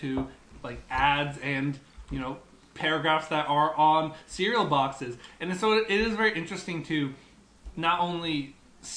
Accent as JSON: {"language": "English", "region": "East Coast", "country": "United States", "tie": "born or raised there", "said": "When I was younger, I grew up on the East Coast, and we used to drink coffee milk."}